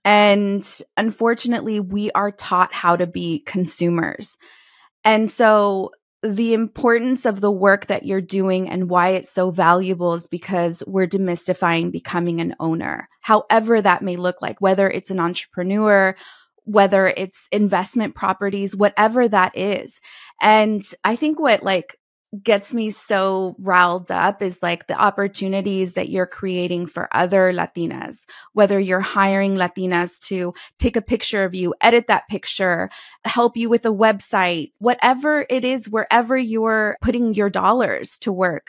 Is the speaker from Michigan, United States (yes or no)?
no; California, United States; moved away as an adult; also born or lived in Texas; back to my home state from Texas, headed to California